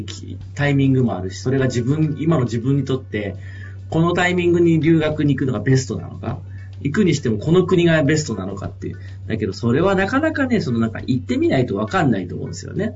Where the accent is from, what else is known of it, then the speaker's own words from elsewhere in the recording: Japan; also born or lived in Brazil; 僕はずっとやっぱ田舎の山奥で生まれ育って